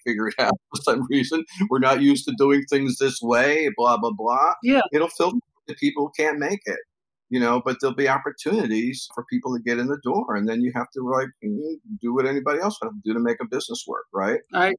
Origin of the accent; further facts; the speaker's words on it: New York City, New York, United States; I'm from New York, born and raised